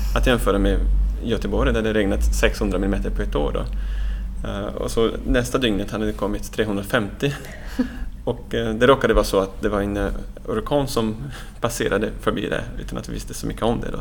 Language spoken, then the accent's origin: Swedish; Brazil; now in Sweden; jag är själv från Brasilien så att jag är uppvuxen i det här fantastiska regnskogen som finns på Atlantkusten